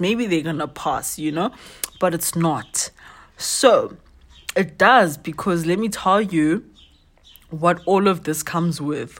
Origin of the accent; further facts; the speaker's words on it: Soweto, Gauteng, South Africa; originally I'm from Soweto, but currently wandering around